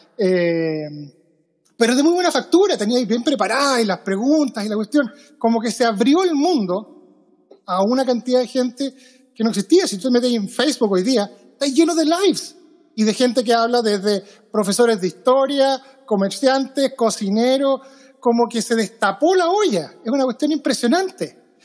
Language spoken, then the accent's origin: Spanish; Chile; moved away as an adult; now in Seattle, United States; yo me fui de Chile el año 2013. 2003 llevo 17 años en Estados Unidos.